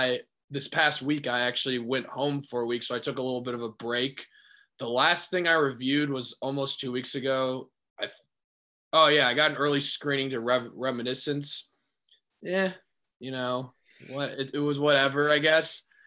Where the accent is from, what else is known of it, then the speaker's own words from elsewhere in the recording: Akron, Ohio, United States; moved away as an adult; now in Chicago, United States; I'm from Akron originally.